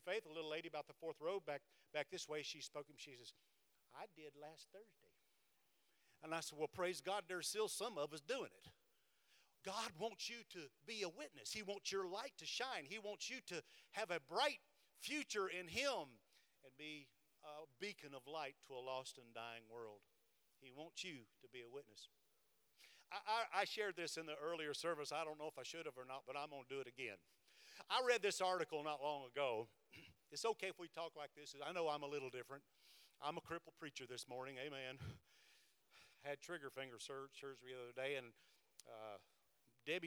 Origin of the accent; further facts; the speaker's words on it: Cleveland, Tennessee, United States; I'm from Cleveland, Tennessee